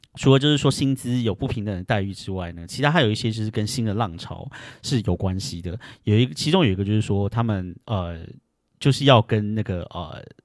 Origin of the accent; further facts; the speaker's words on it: Taiwan; moved away as an adult; now in United States; 像我这种就是从台湾来的